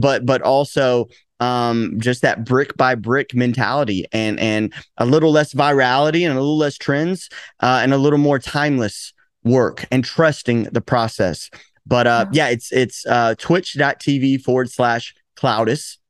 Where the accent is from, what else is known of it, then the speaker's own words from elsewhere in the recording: Chattanooga, Tennessee, United States; now in Los Angeles, United States; I'm originally from Tennessee